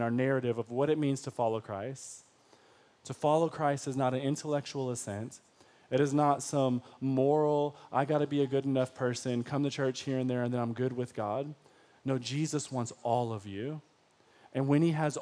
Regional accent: Detroit, Michigan, United States; I was from Detroit public school systems

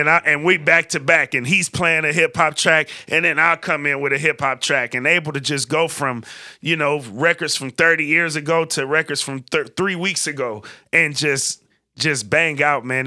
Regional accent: West Coast, United States; growing up in the West Coast

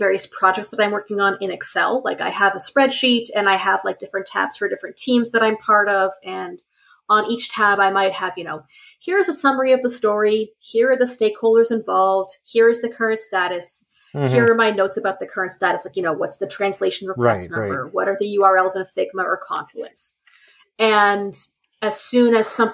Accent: Canada; I have enough French because I'm Canadian

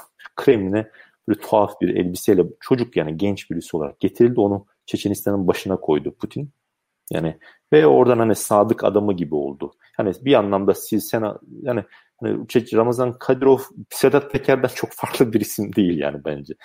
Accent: Sakarya, Turkey; also born or lived in Rize (mother's side); ben Sakaryalıyım.

